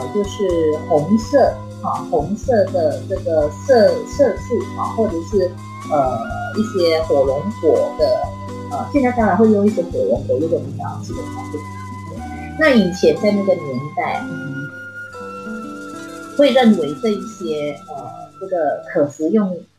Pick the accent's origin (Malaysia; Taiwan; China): Malaysia; Penang; 我们呃像我是北部人，那呃我们去泰国，嗯，只要两个半小时就可以抵达边界了。所以我们常常是嗯去去去泰国玩，呃，然后过了一个晚上啊、哦，然后再回到再回到这个呃槟城这样。